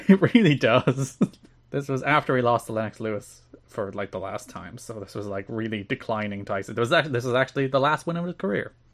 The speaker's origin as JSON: {"language": "English", "country": "Ireland", "said": "as an Irishman"}